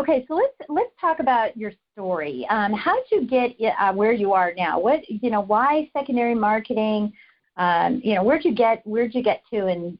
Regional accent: Colorado Springs, Colorado, United States; knowing that I came from Colorado Springs, Colorado, which is just filled with all kinds of military people

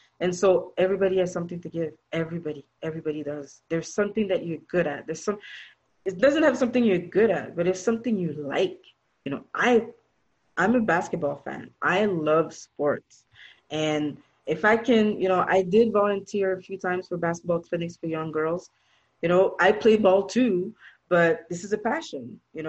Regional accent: Toronto, Ontario, Canada; But listen, I'm from Canada. I'm from Toronto.

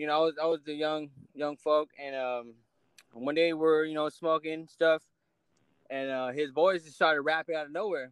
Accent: Riverside, California, United States; I'm from Riverside, California. Literally born and raised, so I love my city

